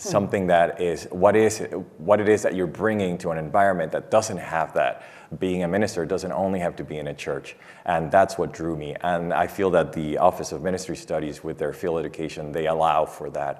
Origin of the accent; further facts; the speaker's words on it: Dominican Republic; moved away as an adult; I'm from the Dominican Republic